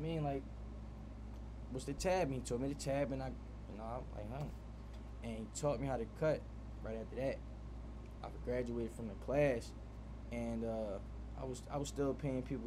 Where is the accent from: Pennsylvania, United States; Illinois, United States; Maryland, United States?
Pennsylvania, United States; Philadelphia; I'm from Philly